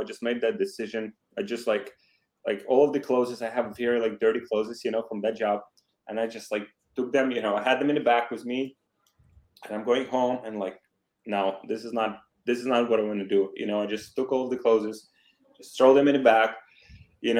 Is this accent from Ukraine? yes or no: yes; Ukraine; English is a second language; moved away as an adult; also born or lived in Poland; I'm from Ukraine, graduated from the university